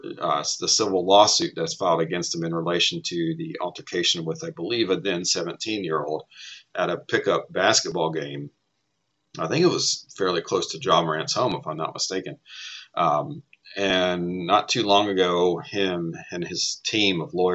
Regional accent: Tennessee, United States; I grew up in Tennessee

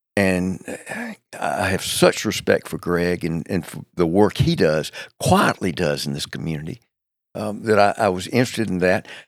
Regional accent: Macon, Georgia, United States; now in Charlotte, United States; Macon, Georgia is eighty-five miles south of Atlanta, uh, right in the middle of the state of Georgia. Uh, it's, it's, um, um, a wonderful place to have grown up

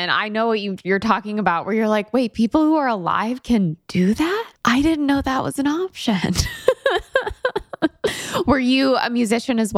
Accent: New York City, New York, United States; Yeah, I was raised

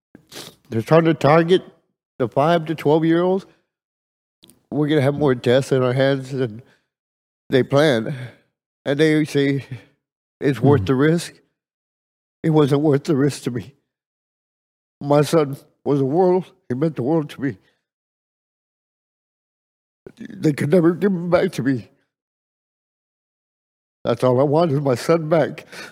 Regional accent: Edinburg, Texas, United States; I'm from Edinburgh, Texas.

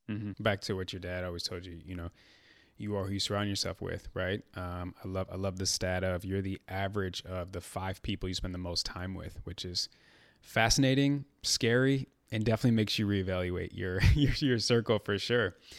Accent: Chicago, Illinois, United States; I'm from Chicago

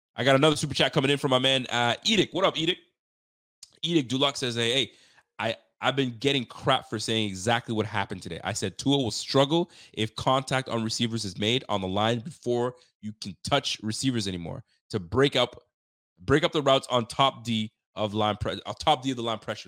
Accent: Canada; also born or lived in Haiti; I'm Canadian

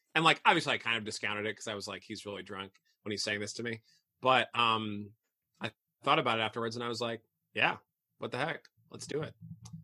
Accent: Midwest, United States; even though I grew up in the Midwest, I didn't really have any family in Chicago.

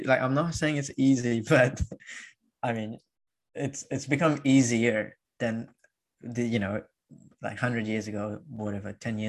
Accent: Dubai, United Arab Emirates; growing up in Dubai

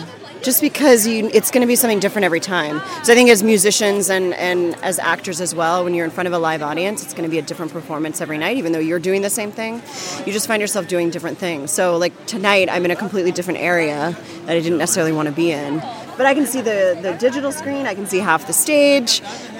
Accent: Texas, United States; now in Brooklyn, United States; No. Originally I'm from Texas.

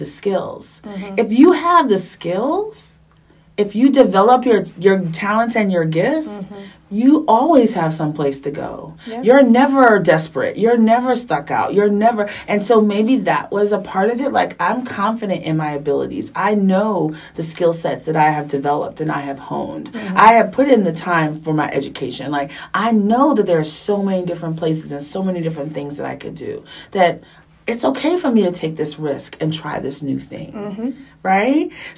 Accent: New York, United States; moved away as an adult; also born or lived in Texas / Los Angeles; I'm from New York, so New York was familiar

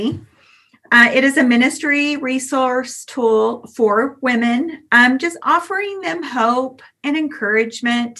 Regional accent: Grapevine, Texas, United States; now in California, United States; I am a Texan by birth. I was born in Grapevine before there was even a hospital.

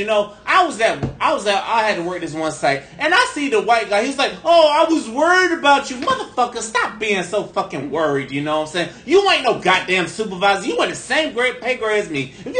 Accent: St. Petersburg, Florida, United States; I know I'm from St. Pete, but goddamn, you know. I could be an educated brother from the south side of St. Pete.

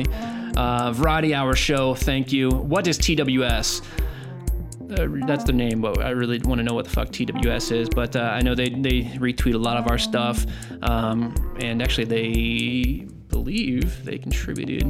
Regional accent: United States; I'm American

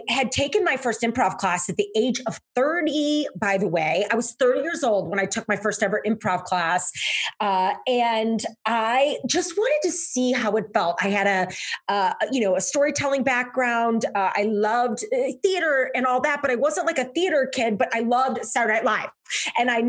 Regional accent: St. Louis, Missouri, United States; moved away as an adult; now in Chicago, United States; I am born and raised in St. Louis, Missouri, moved up to Chicago

